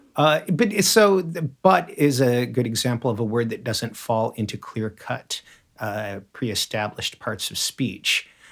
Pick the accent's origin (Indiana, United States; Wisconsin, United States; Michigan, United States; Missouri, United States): Michigan, United States; moved away; also born or lived in Chicago / Boston; where I grew up in the, in, in the flattest of lands, there was a road every mile. My township was almost a perfect grid